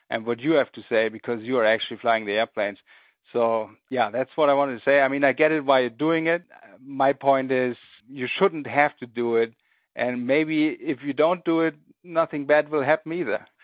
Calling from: Germany; I'm calling from Germany.

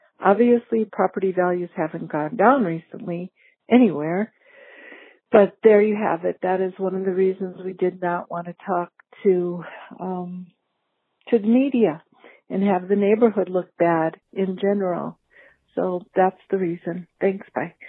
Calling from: Denver, Colorado, United States; Hi, City House Denver. … I'm calling from the North Side.

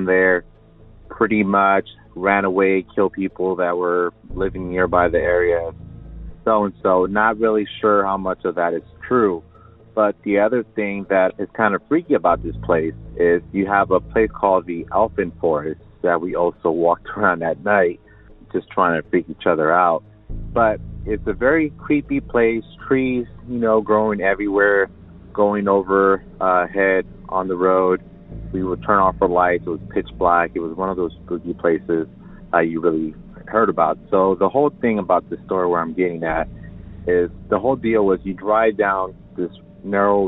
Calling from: Riverside, California, United States; I'm calling from Riverside, California

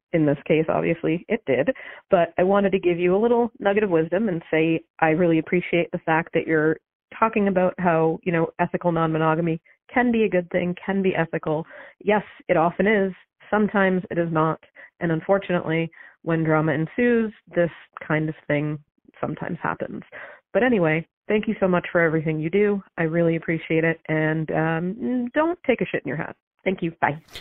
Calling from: New Hampshire, United States; I'm calling from New Hampshire.

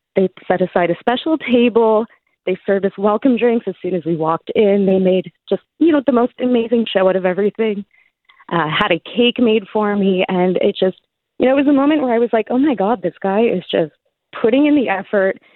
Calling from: Hamilton, Ontario, Canada; I'm calling from Hamilton, so not too far.

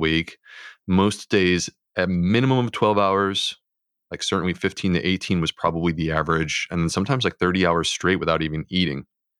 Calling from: Charleston, South Carolina, United States; I'm in Charleston, South Carolina.

